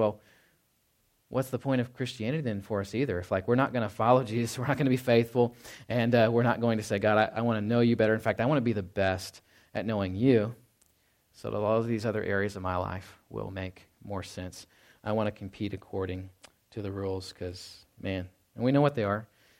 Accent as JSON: {"language": "English", "town": "Dallas-Fort Worth", "region": "Texas", "country": "United States", "said": "I know I came from Dallas-Fort Worth, and it's just like always going like, you know, all hours of the day."}